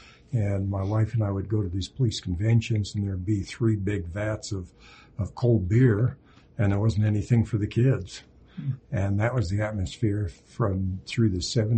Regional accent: Montpelier, Idaho, United States; moved away as an adult; also born or lived in Utah; I was born and raised in southeastern Idaho, Montpelier, Idaho

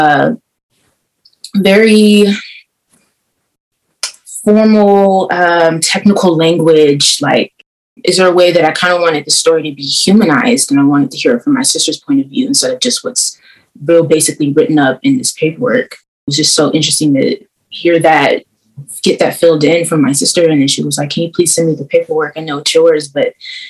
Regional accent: Oakland, California, United States; I'm 25. I was born in Oakland

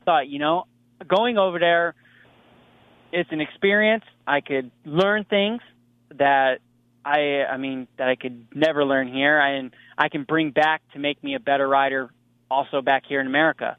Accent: United States; I'm American

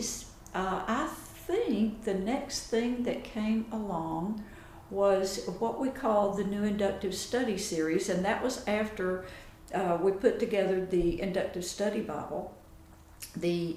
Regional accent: Chattanooga, Tennessee, United States; My husband and I grew up in Chattanooga

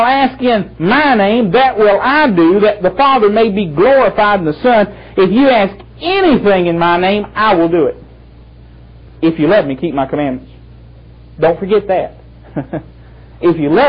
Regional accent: Thomasville, North Carolina, United States; I was born in Thomasville.

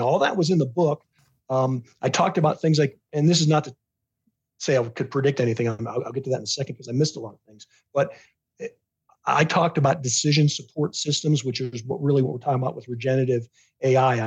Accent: Pittsburgh, Pennsylvania, United States; I grew up in the Pittsburgh in the late 1970s. I was a teenager.

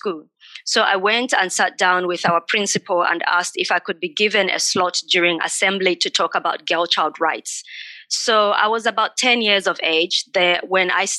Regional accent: Katete, Eastern Province, Zambia; moved away; I was born in Zambia in a small country town called Katete, a small population.

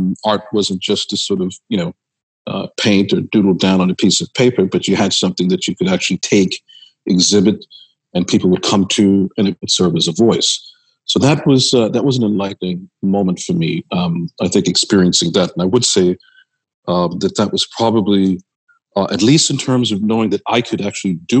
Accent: New York City, New York, United States; I was born in Manhattan. At that time, we lived in the South Bronx, Soundview section, which at that time in the 1960s, I was born in 68, so I'm a child of the 60s. And we lived there for a short stint before we moved to Brooklyn and Queens, where I started school at PS 156

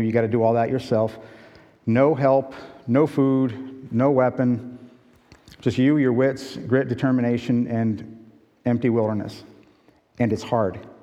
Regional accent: West Chester, Pennsylvania, United States; moved away as an adult; also born or lived in Point Pleasant Beach, New Jersey / Brazil; now in Michigan, United States; I was raised in Westchester, Pennsylvania.

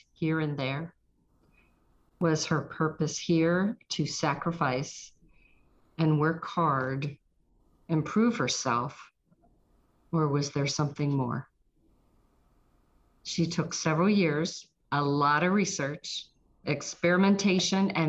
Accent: Trafford, Pennsylvania, United States; also born or lived in South Park, Pennsylvania; now in Roswell, United States; I'm from Trafford or near Monroeville

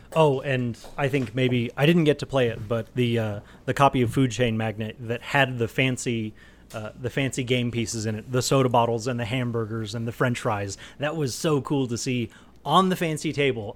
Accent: Texas, United States; now in Colorado, United States; I'm from Texas originally

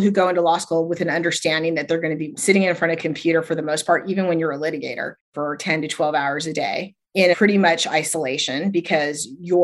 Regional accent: United States; also born or lived in Utah, United States / Arizona, United States; now in San Francisco Bay Area, United States; I grew up in Arizona and Utah

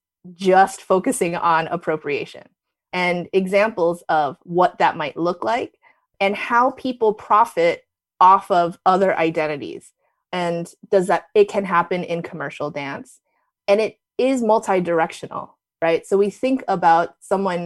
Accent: New Jersey, United States; moved away as an adult; also born or lived in New York City; back when I was growing up in Jersey

